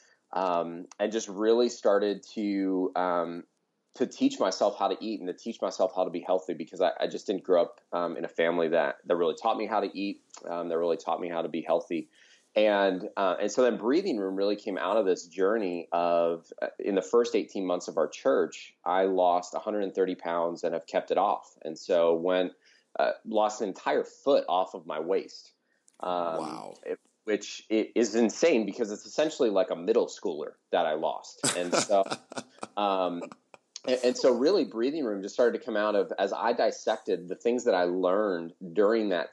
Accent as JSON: {"language": "English", "area": "outside of Philadelphia", "region": "Pennsylvania", "country": "United States", "tie": "born or raised there", "moved": "as an adult", "lives_now": "Tucson, United States", "said": "a really great church where I grew up outside of Philadelphia. So I grew up on the East Coast."}